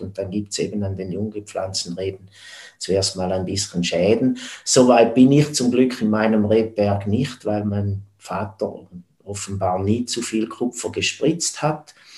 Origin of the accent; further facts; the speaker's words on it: neighbouring village of Stammheim, Zurich, Switzerland; geboren wurde ich im Nachbardorf als Bauernsohn